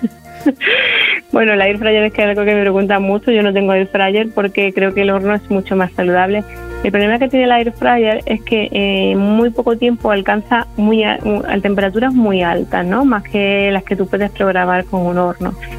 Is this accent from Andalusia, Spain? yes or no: yes; Andalusia, Spain; yo soy andaluza